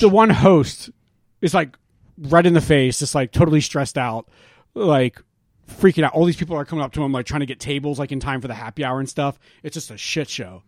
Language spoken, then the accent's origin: English; Quakertown, Pennsylvania, United States; moved away; we went to Quakertown, Pennsylvania. Took the drive up to my hometown.